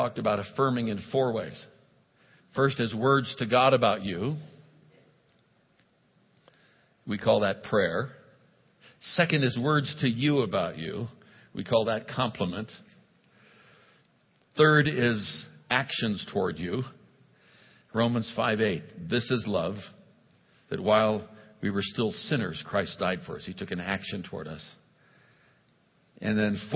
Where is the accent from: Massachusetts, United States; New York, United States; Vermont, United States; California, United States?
California, United States; Oakland; moved away; also born or lived in India; I was raised in Oakland, California, brought up, if you will, in Oakland, California